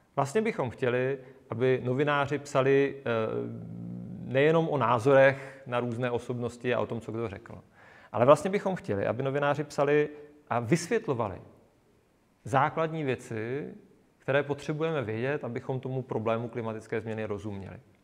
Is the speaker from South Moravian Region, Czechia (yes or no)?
yes; South Moravian Region, Czechia; Já jsem z Jižní Moravy